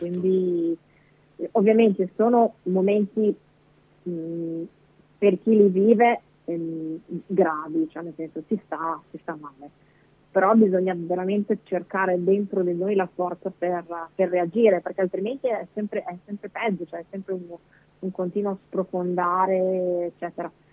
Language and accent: Italian; Bolzano, Trentino-Alto Adige, Italy; moved away as an adult; now in Mestre, Italy; io sono originaria di Bolzano, quindi la mia famiglia è, è su, a Bolzano